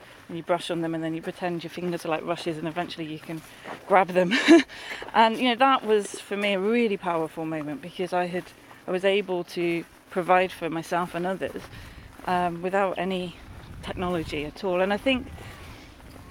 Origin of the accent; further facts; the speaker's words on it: London, United Kingdom; moved away; I grew up in the North London, sort of Hertfordshire and Essex borders, where they all kind of meet, and in a urban environment